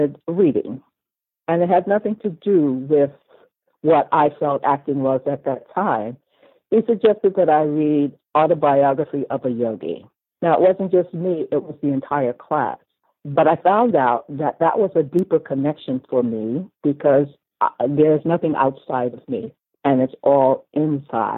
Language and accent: English; Washington, District of Columbia, United States; I was born in Washington, D.C.